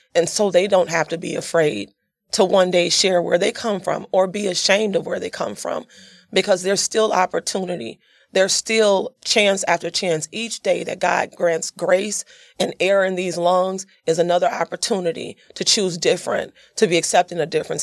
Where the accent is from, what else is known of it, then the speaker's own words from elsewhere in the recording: Yazoo City, Mississippi, United States; I came from Yazoo City, Mississippi. I'm a country girl. So I grew up, born and raised there